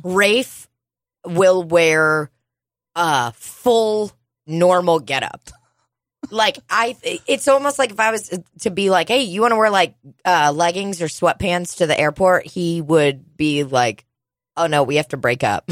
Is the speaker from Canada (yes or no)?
no; Russia; now in United States; I grew up in Soviet Russia